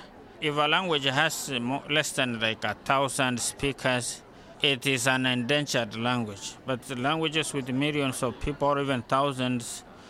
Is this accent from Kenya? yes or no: yes; Kisii, Kisii County, Kenya; first language Kisii (Ekegusii); English is a second language; now in Massachusetts, United States; My native language is Kisi. I was born in Kisi, where people speak Kisi. And then the national language is Swahili, whereby that is the language that unifies people as a nation. And then English is the language of education.